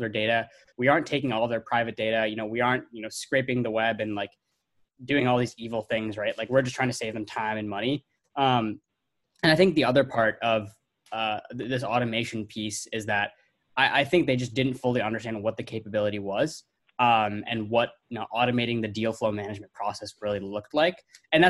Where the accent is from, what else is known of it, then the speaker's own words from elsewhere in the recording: Milwaukee, Wisconsin, United States; my hometown of Milwaukee